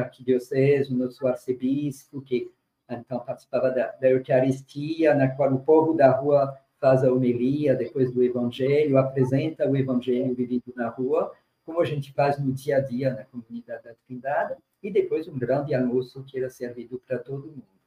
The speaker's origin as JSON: {"language": "Portuguese", "country": "France", "tie": "born or raised there", "also_born_or_lived": "Burkina Faso", "moved": "as an adult", "lives_now": "Brazil", "said": "Eu nasci na, na França, uma infância bastante privilegiada no meio rural"}